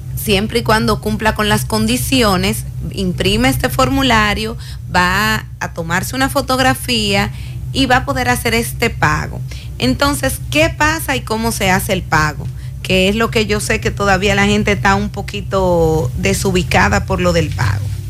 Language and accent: Spanish; Cibao, Dominican Republic; los que somos del Cibao